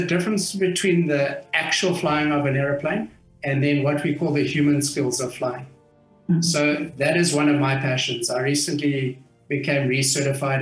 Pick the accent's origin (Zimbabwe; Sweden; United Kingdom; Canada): Zimbabwe; Harare; I was born in what was Rhodesia at the time. And I grew up in Harare, which was Salisbury at the time